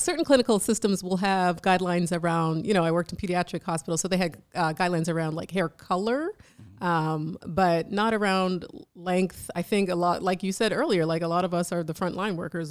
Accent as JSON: {"language": "English", "country": "Jamaica", "said": "I'm Jamaican"}